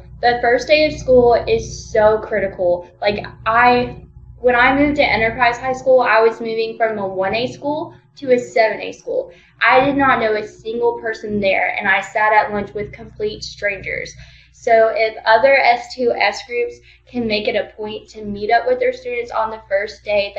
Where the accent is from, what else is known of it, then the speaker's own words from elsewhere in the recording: Wiesbaden, Hesse, Germany; born there; And then when I was born, my dad had gotten deployed to Germany. So I was born in Wiesbaden off base. So I kind of have like dual citizenship